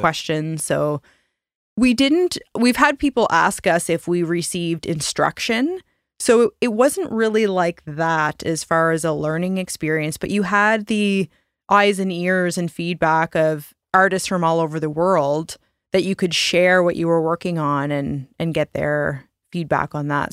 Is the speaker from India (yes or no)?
no; Canada; we're Canadian and we're products of our environment and upbringing